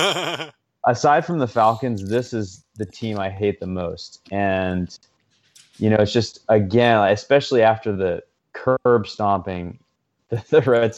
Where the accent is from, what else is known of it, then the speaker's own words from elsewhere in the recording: Paris, Île-de-France, France; I grew up in Paris, an American kid in Paris, and I went to an American school